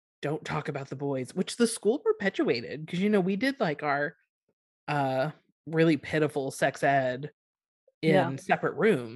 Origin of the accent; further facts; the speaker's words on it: Texas, United States; we grew up in Texas